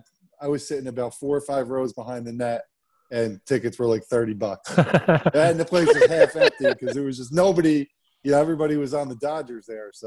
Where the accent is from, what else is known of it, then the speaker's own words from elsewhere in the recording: New Jersey, United States; moved away; even though I'm from New Jersey, I'm a Utah Jazz fan.